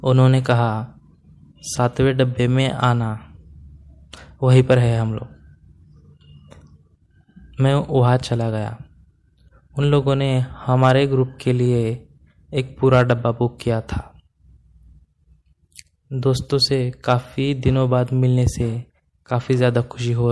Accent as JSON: {"language": "Hindi", "town": "Ahmedabad", "region": "Gujarat", "country": "India", "tie": "born or raised there", "moved": "as an adult", "lives_now": "Hyderabad, India", "said": "मैं अहमदाबाद का रहने वाला हूँ और मेरी उम्र 25 साल है दोस्तों मैं एक वेब डेवलपर हूँ मैं पिछले दो सालों से हैदराबाद में शिफ्ट हुआ हूँ अहमदाबाद में मेरा बचपन स्कूल कॉलेज का समय बीता था"}